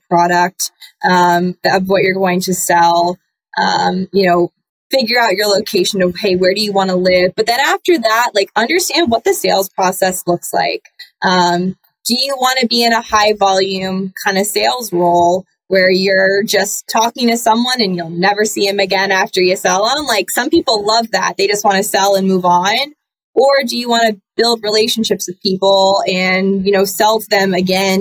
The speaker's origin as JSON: {"language": "English", "town": "Annapolis", "region": "Maryland", "country": "United States", "also_born_or_lived": "Boston", "moved": "as an adult", "said": "I'm from Annapolis, Maryland"}